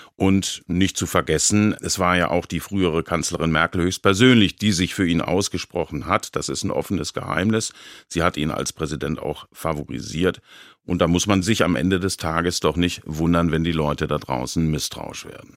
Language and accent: German; Baden-Baden, Baden-Württemberg, Germany; in meiner Heimatstadt Baden-Baden